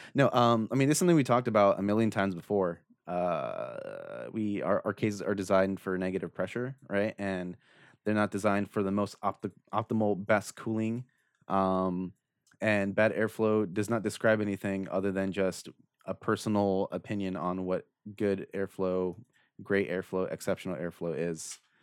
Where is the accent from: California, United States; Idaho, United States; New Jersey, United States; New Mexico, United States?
California, United States; Orange County; I'm from Orange County